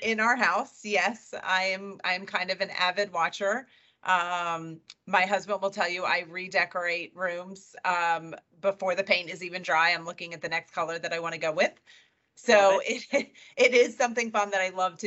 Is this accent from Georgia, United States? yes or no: yes; Marietta, Georgia, United States; also born or lived in Alabama; I was born and raised in Marietta, Georgia, lived there my entire life, except for when I went away to college